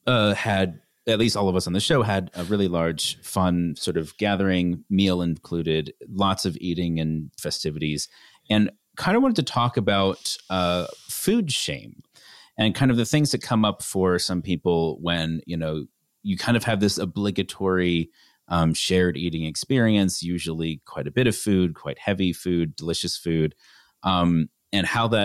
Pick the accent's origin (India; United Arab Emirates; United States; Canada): Canada; I grew up in Canada.